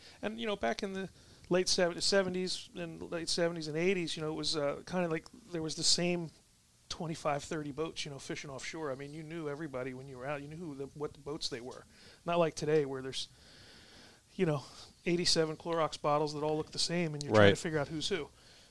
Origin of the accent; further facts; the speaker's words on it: Beach Haven, New Jersey, United States; that's my hometown.